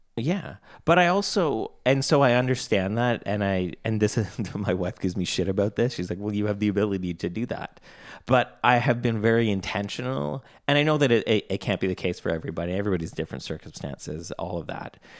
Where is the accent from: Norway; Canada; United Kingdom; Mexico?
Canada; I'm Canadian